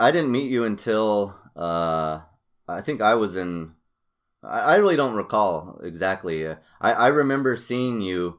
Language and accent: English; Albuquerque, New Mexico, United States; born or raised there; moved away